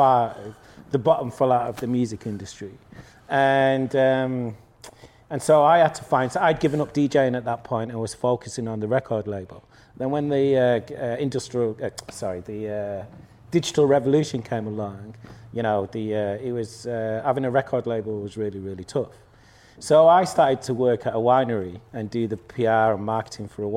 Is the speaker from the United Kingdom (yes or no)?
yes; Manchester, North West England, United Kingdom; I'm from Manchester, and I was in Manchester